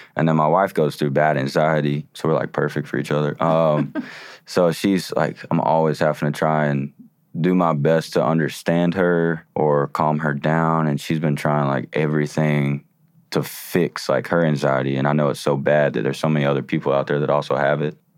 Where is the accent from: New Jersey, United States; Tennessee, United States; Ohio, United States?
Tennessee, United States; Chattanooga; Chattanooga, because it was my hometown